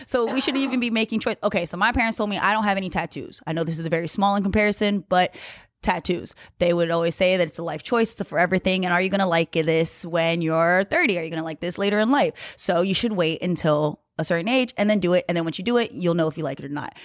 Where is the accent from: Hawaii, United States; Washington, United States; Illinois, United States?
Hawaii, United States; I grew up in Hawaii